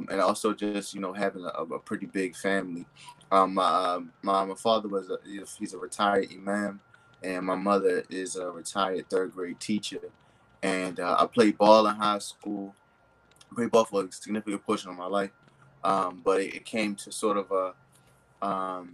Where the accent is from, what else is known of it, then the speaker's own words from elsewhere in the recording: Baltimore, Maryland, United States; I grew up in West Baltimore, in, I guess we say, the tail end of the crack era.